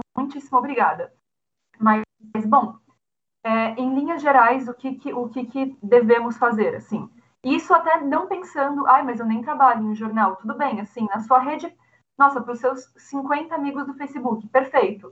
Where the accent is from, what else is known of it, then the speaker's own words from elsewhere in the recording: São Paulo, Brazil; eu sou de São Paulo, São Paulo capital